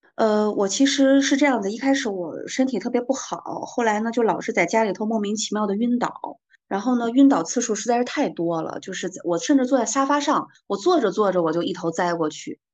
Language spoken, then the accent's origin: Chinese; Hulunbuir, Inner Mongolia, China; 我的老家是在呼伦贝尔嘛，我的老家呼伦贝尔它其实是藏传佛教的格鲁派跟萨满的一个融合的地区